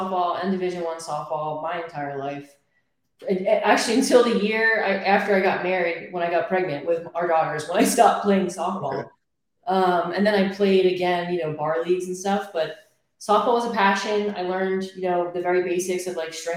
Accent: Philadelphia, Pennsylvania, United States; moved away as an adult; I'm from Pennsylvania, Philadelphia, Northeast. I have lived there my entire life up until my daughter was two

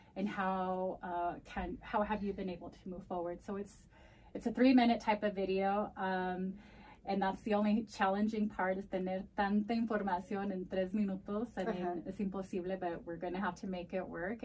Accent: United States; first language Spanish; English is a second language; nacida aquí, uh, primera generación

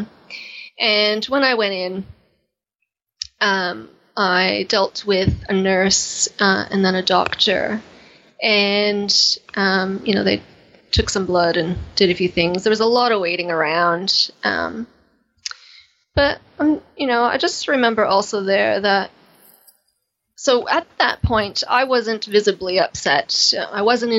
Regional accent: Canada; accent: Canadian; moved away; my Canadian accent

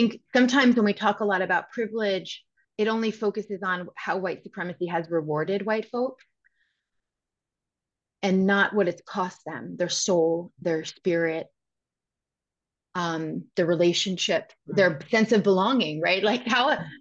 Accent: Westchester, New York, United States; I'm from Westchester. You know, I'm from New York

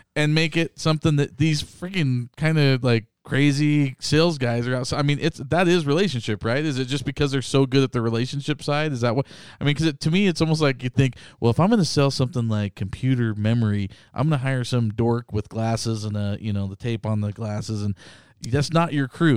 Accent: Boise, Idaho, United States; Boise, Idaho.

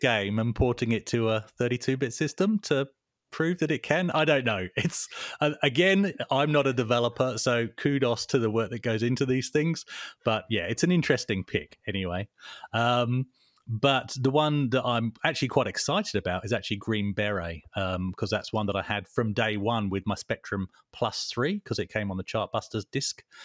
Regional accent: England, United Kingdom; now in Perth, Australia; I'm English.

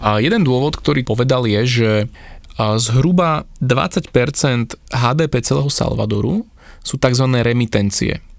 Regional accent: Slovakia; my tu na Slovensku

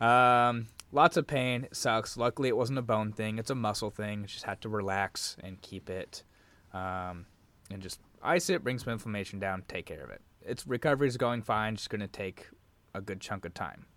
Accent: Arizona, United States; moved away as an adult; also born or lived in Washington State; now in Washington, United States; I was born and raised in Arizona

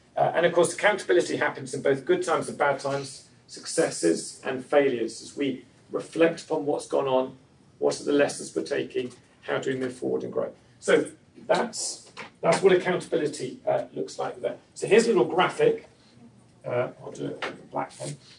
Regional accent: England, United Kingdom; moved away as an adult; I'm originally from England.

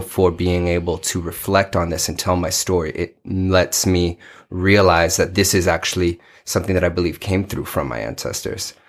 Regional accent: Paterson, New Jersey, United States; also born or lived in New York; now in Arizona, United States; I was born in Patterson, New Jersey, North Jersey

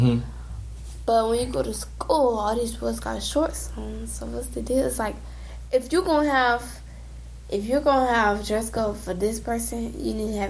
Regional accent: Georgia, United States; born or raised there; now in Florida, United States

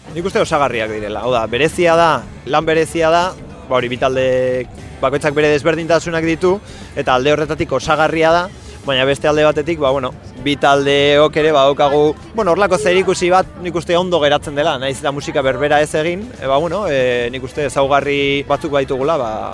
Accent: Bilbao, Basque Country, Spain; berez bilbotarra gara, bilbo ingurukoa gara

